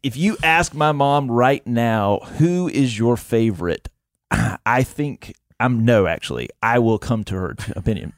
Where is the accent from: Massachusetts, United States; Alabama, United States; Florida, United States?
Alabama, United States; Montgomery; born and raised in Montgomery, Alabama